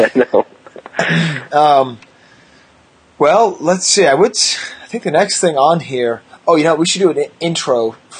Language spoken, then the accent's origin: English; United States; an American kid playing with Japanese toys in 1982